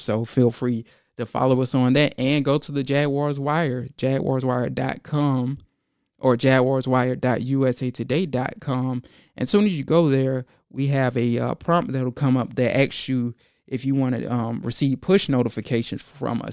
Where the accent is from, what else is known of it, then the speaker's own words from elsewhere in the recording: Georgia, United States; I'm from Georgia.